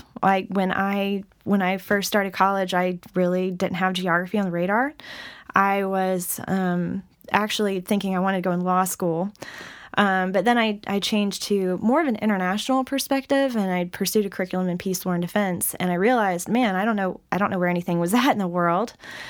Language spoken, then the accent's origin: English; the South, United States; So I grew up in a Christian home. I'm from the Bible Belt, as it's called.